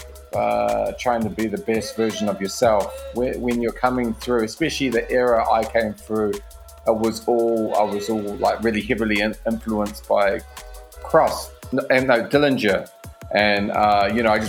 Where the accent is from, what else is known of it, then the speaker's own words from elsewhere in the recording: Dunedin, Otago, New Zealand; moved away; also born or lived in Christchurch; I'm originally from Dunedin, New Zealand, but I was in Christchurch